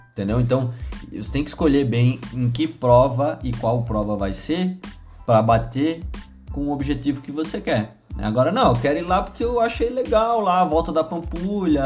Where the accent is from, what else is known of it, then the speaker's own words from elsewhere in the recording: Northeast Region, Brazil; sou nordestino